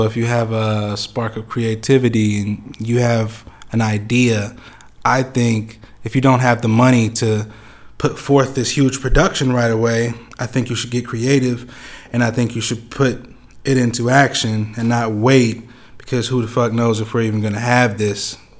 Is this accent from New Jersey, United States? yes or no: no; Topeka, Kansas, United States; Yes, sir. Born and raised. I was raised on Chandler, off of. So it's 21st Chandler.